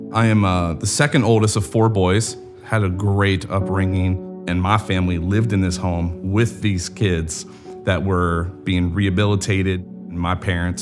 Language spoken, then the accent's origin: English; Grove City, Pennsylvania, United States; moved away; also born or lived in Wooster, Ohio; I grew up in Western Pennsylvania